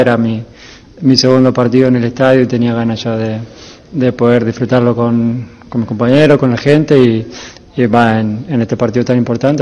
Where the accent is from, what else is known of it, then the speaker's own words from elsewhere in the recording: Dominican Republic; como dominicanos que nosotros somos un país que exporta muchos muchas personas a otros países